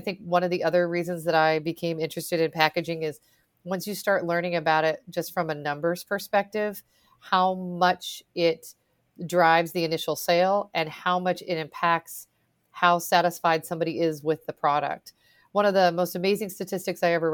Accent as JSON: {"language": "English", "region": "Pacific Northwest", "country": "United States", "moved": "yes", "said": "I'm from the Pacific Northwest"}